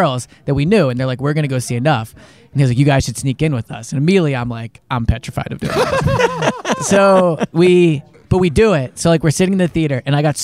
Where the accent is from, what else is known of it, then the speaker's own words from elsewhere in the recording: Philadelphia, Pennsylvania, United States; I went to Jenks Middle School in Chestnut Hill